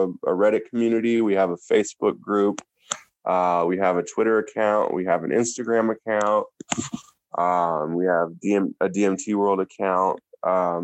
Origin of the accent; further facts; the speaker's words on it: Tacoma, Washington, United States; my hometown of Washington, hometown Tacoma, Washington.